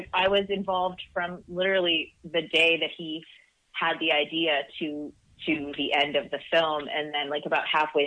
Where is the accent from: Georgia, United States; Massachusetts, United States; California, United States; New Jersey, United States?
California, United States; Orange County; also born or lived in Costa Rica; I lived there till I was about five. We moved here, and I grew up in Orange County, like North Orange County